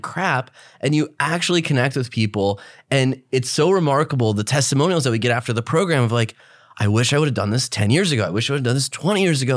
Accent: Midwest, United States; moved away; both of us blue-collar guys, we come from the Midwest

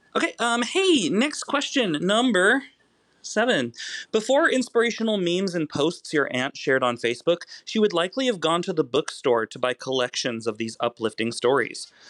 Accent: Kansas, United States; I myself am a heartland person, though I come from the Plains state of Kansas

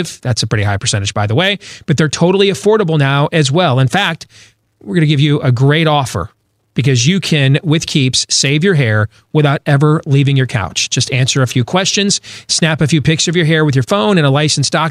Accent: West Michigan, United States; moved away; Where I grew up, West Michigan.

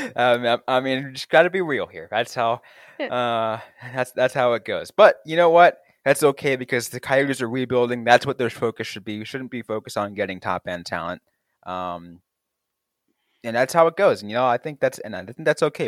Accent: the Bay Area, California, United States; growing up in the Bay Area

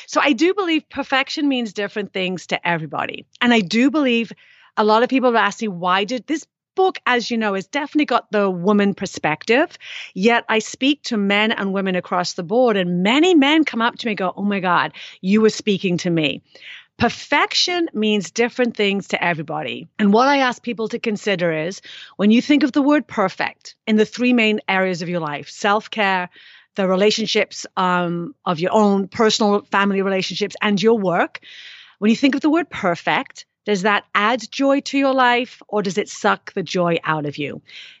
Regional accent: United Kingdom; I am British.

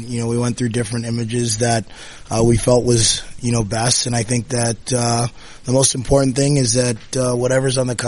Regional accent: Toronto, Ontario, Canada; growing up in Toronto

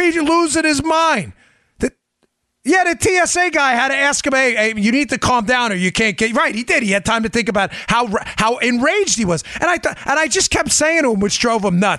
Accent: New York City, New York, United States; I'm from Queens, too

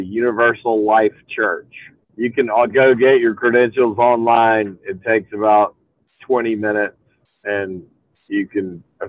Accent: Greenville, South Carolina, United States; So I grew up in Greenville, South Carolina

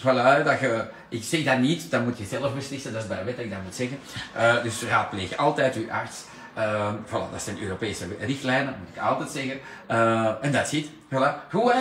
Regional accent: Antwerp, Flanders, Belgium; Daar kunnen wij wat van leren als Antwerpenaar

